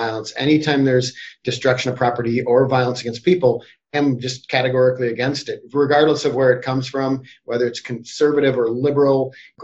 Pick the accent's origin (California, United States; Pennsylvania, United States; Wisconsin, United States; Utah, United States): Wisconsin, United States; Wauwatosa; I grew up in Wauwatosa